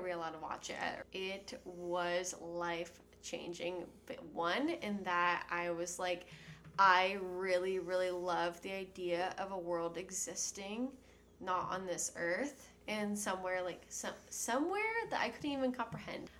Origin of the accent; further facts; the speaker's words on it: San Antonio, Texas, United States; also born or lived in Austin, Texas / Houston, Texas; now in California, United States; I am from San Antonio